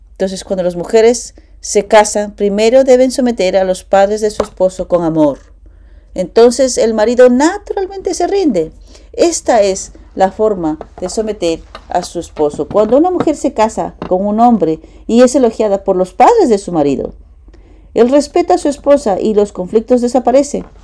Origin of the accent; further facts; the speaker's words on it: Japan; Spanish is a second language; now in United States; Eh, fui criado y nacido en Japón. Y estoy aquí hace 10 años. En, estuve en dos años en, en, la Academia de, en, la de Paz y cinco años en CARP en Las Vegas.